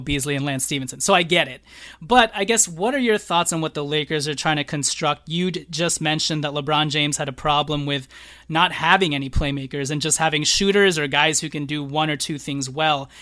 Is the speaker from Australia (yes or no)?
no; Philippines; I'm Filipino